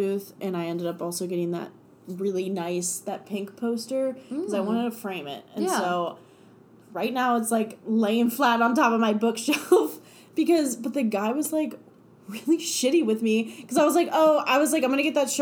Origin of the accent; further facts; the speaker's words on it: Cincinnati, Ohio, United States; it's Cincinnati. It's my hometown.